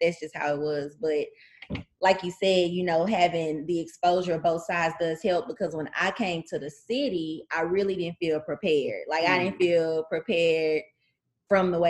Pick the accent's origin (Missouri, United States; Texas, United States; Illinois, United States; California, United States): Texas, United States; Tyler; I grew up in Tyler, Texas.